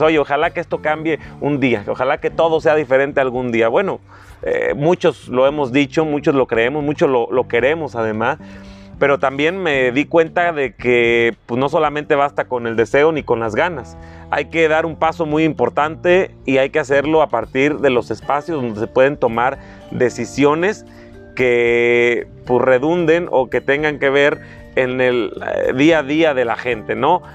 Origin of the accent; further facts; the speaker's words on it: La Huacana, Michoacán, Mexico; also born or lived in Morelia; mi familia, paterna, materna, ambos originarios de ahí del municipio de La Huacana, prácticamente toda la vida hemos estado ahí